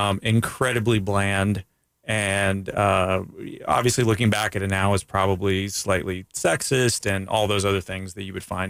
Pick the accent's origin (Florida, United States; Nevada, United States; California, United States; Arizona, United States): Florida, United States; Daytona Beach; So again, growing up in Daytona, I wore flip-flops.